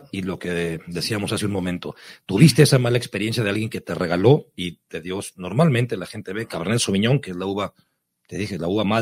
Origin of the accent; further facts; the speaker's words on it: Ensenada, Baja California, Mexico; si es de mi tierra, pues qué tanto mejor, si es de Ensenada